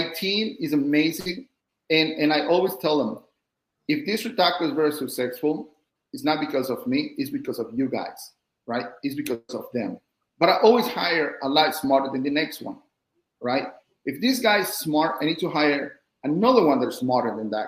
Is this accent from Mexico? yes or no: yes; Mexico; now in United States; I'm from Mexico